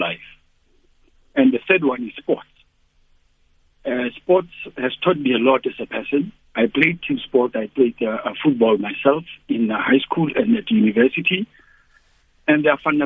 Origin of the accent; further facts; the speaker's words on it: South Africa; as a South African.